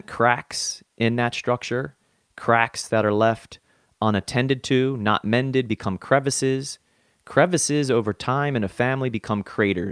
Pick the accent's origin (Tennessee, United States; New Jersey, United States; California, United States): New Jersey, United States; I am hailing from South Jersey